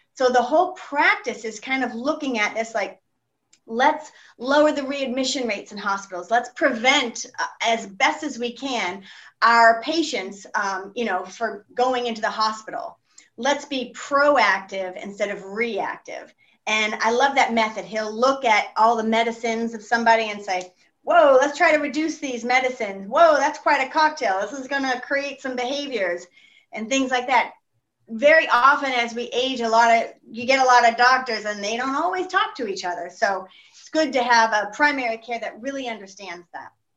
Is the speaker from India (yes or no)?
no; Texas, United States; also born or lived in Greece / Florida / French West Indies / France; now in Hull, United States; I grew up in Texas